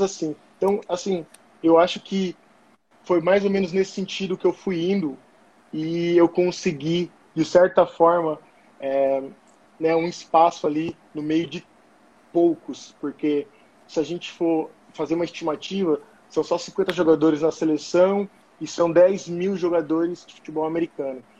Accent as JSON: {"language": "Portuguese", "town": "São José dos Campos", "region": "São Paulo", "country": "Brazil", "tie": "born or raised there", "also_born_or_lived": "Florianópolis, Brazil", "moved": "as an adult", "lives_now": "Germany", "said": "sou natural de São José dos Campos, São Paulo"}